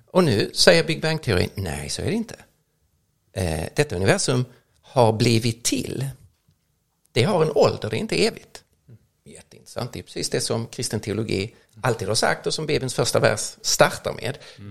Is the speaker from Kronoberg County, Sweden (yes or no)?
no; Lund, Skåne, Sweden; växte upp nere i Lund